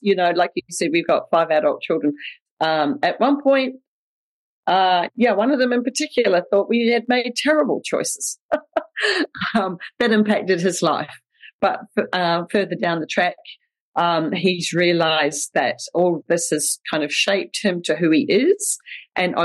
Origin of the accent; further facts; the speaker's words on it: New Zealand; accent: Kiwi; also born or lived in Winfield, Kansas; I grew up in New Zealand with my sister, big sister, Debbie.